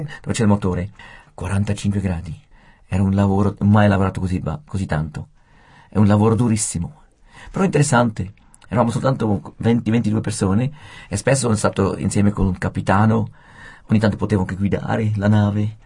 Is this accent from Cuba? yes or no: no; Switzerland; moved away as an adult; also born or lived in Japan; come svizzero e straniero